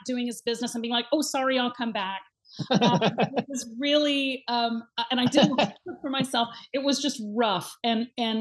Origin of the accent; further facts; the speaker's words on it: Texas, United States; moved away as an adult; also born or lived in Florida; I'm from Texas